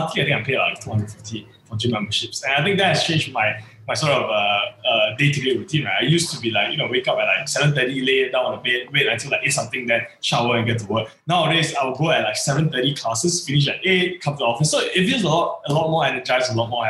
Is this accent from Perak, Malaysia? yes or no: yes; Seri Manjung, Perak, Malaysia; Setiawan, my hometown